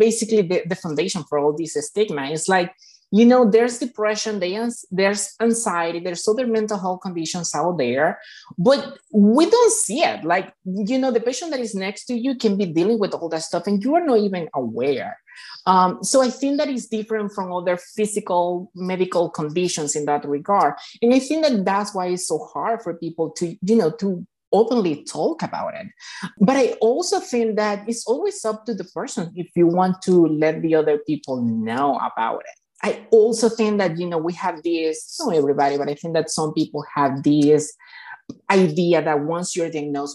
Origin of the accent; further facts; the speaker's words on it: Venezuela; moved away as an adult; now in Chicago, United States; I'm actually from Venezuela. I moved to United States about 10 years ago.